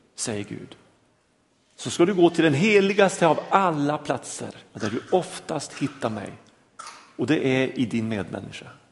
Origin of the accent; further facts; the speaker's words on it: a small village outside Lycksele, Norrland, Västerbotten County, Sweden; moved away; jag är norrlänning, jag kommer från en liten by utanför Lycksele